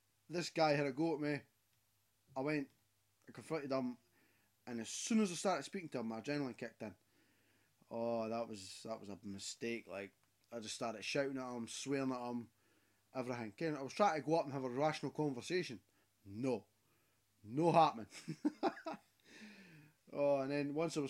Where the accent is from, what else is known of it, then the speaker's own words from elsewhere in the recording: Scotland, United Kingdom; I'm Scottish